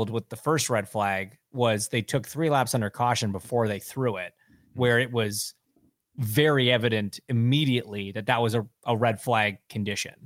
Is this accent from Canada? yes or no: yes; Canada; I'm Canadian